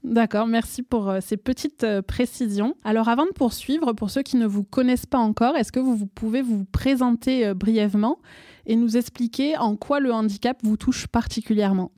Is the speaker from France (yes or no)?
yes; France; accent: accent chantant; mon accent chantant